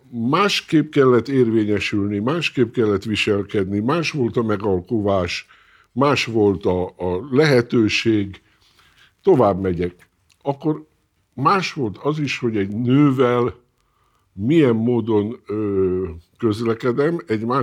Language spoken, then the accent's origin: Hungarian; Hungary; Én avval nem foglalkozom, magyar vagyok, illetve akkor foglalkozom, kimegyek külföldre, akkor tudom, hogy nem külföldi vagyok, hanem magyar.